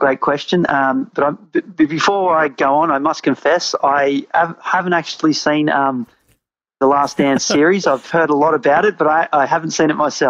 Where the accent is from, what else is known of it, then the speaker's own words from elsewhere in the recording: Australia; also born or lived in England; I'm born and raised in Australia. I lived in England